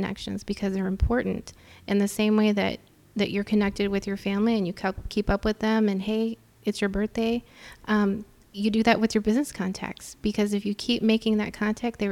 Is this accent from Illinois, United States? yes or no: no; Texas, United States; moved away as an adult; now in Chicago, United States; growing up in Texas, growing up in a you know, Hispanic household